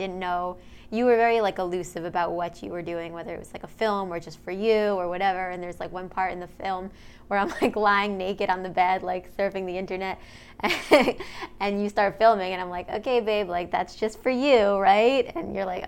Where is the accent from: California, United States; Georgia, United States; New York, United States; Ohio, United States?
New York, United States; moved away as an adult; also born or lived in New Orleans; growing up in New York